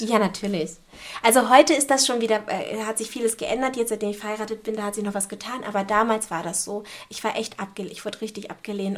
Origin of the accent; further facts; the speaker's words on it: Hamburg, Germany; Und ja, hier bin ich auch geboren in Hamburg. Ähm, hier bin ich auch aufgewachsen. Ich habe eigentlich nie irgendwo anders gelebt